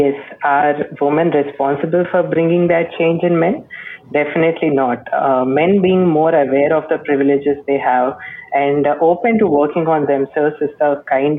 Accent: Bangalore, Karnataka, India; I'm 19 years of age and I'm from Bangalore.

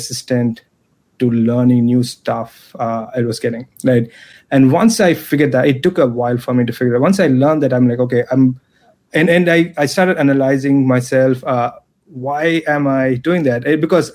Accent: Chennai, Tamil Nadu, India; moved away as an adult; also born or lived in Chicago; I'm originally from Chennai. I'm a Chennai boy. I left India in 2000, I moved to Chicago to pursue my master's degree

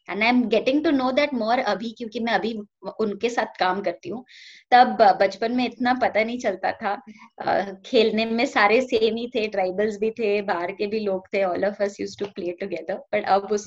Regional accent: Lonavala, Maharashtra, India; मैं सबसे पहले uh, अपने पहले फ्यू इयर्स लोनावला में थी जो okay. महाराष्ट्र में है पुणे mm-hmm. के पास का एक बहुत ब्यूटीफुल हिल स्टेशन है

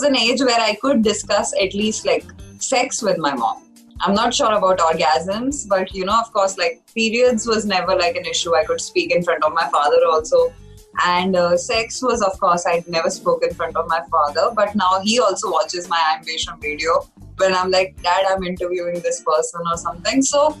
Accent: Delhi, India; born or raised there; moved away

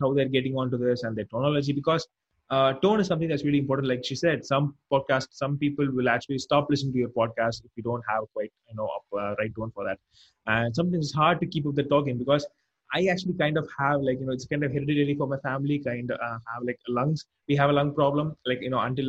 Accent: India; I'm an Indian.

